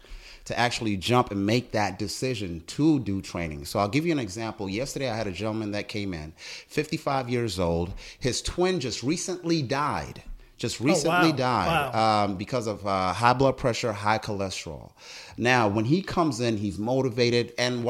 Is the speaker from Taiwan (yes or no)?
no; South Africa; also born or lived in Botswana; now in United States; You know, I was born in Botswana. Long story short, and you'll see this, it's all in the book. South African, came to America because of apartheid